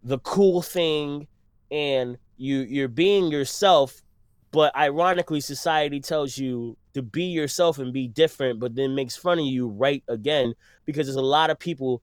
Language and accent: English; New York City, New York, United States; I'm from Brooklyn